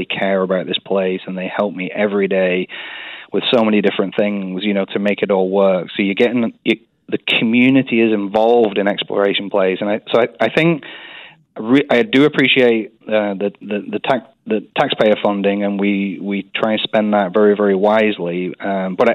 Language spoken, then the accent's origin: English; Burnley, North West England, United Kingdom; accent: English; moved away as an adult; also born or lived in Scotland / Oshkosh, Wisconsin / San Diego, California; now in Wichita, United States; in a town called Burnley. It's up in northern England. No one's ever heard of it unless they follow soccer. But it's near Manchester. So I was born and raised there